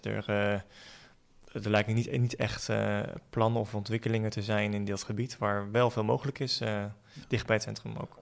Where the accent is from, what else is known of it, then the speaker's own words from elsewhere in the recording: The Hague, South Holland, Netherlands; ik ben eh, geboren en getogen in Den Haag